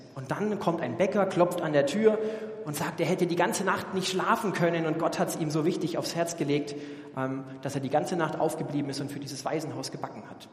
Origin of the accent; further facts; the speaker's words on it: Germany; als Deutsche